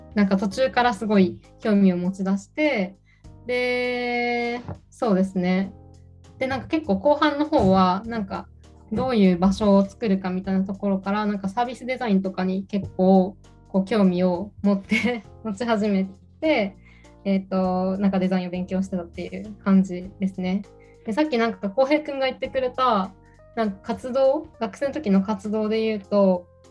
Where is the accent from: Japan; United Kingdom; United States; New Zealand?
Japan; Kanazawa, Ishikawa; 出身が石川県の金沢市出身です。